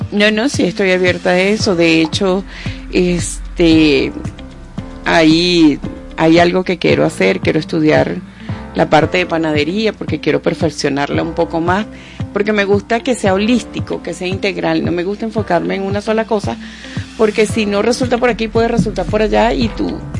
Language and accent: Spanish; Venezuela; como buena venezolana, como buenas venezolanas